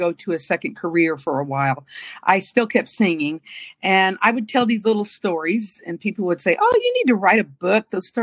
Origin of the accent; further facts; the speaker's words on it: Dallas, Texas, United States; From Dallas, born and raised in Dallas. Grew up here